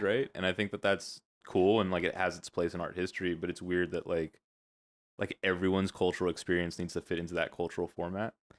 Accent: the Valley, California, United States; I am a California kid, Valley, born and raised.

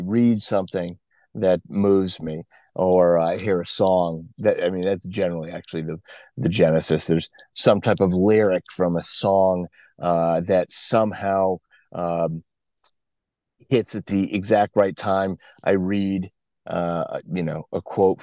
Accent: New England, United States; I grew up in New England. I was born a few years ago back there.

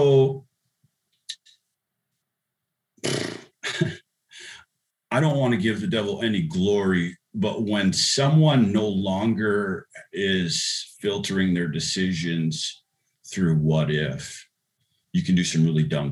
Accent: La Crosse, Wisconsin, United States; a poor boy growing up in La Crosse, Wisconsin.

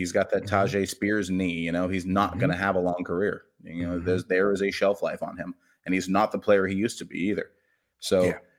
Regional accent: Los Angeles, California, United States; I'm a Dodgers fan also. I'm from Los Angeles before.

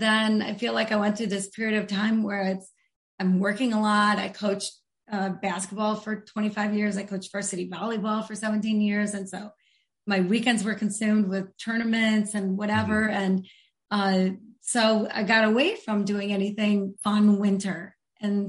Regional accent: Grand Rapids, Michigan, United States; I'm from Grand Rapids, Michigan

